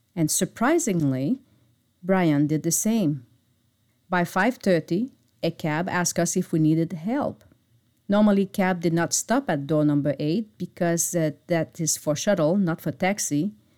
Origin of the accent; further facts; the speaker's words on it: Montreal suburb, Quebec, Canada; moved away; my hometown, which is located in the Montreal suburb